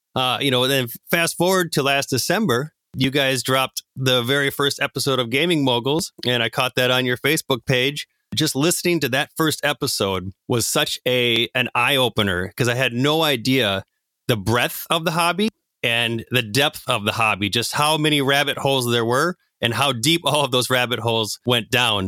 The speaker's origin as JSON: {"language": "English", "town": "Minneapolis–Saint Paul", "region": "Minnesota", "country": "United States", "said": "I am from the Twin Cities, much like Mark and Jake"}